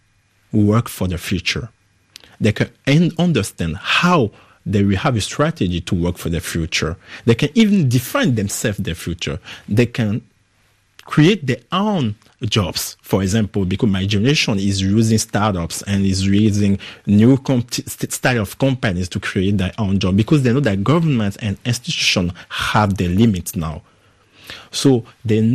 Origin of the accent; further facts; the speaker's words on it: Benin; English is a second language; moved away as an adult; also born or lived in Accra, Ghana; now in France; I grew up in Benin until my 18th year old